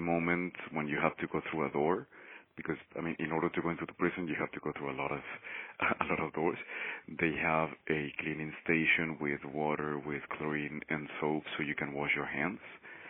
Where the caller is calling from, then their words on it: Mexico City, Mexico; I am calling from Mexico City. I work here with the La Yeca Collective